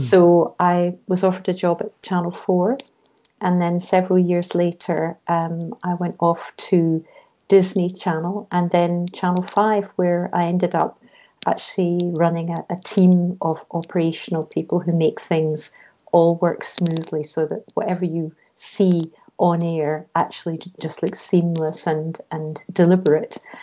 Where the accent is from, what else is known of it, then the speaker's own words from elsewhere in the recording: Scotland, United Kingdom; moved away as an adult; also born or lived in London; I was brought up in Scotland